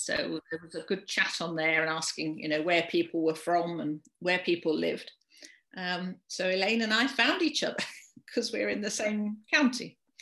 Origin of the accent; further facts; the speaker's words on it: London, United Kingdom; moved away as an adult; now in Shropshire, United Kingdom; I'm from London originally